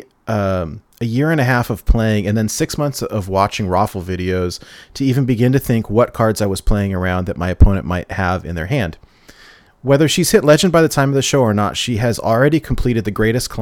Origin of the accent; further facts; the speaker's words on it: California, United States; I grew up in California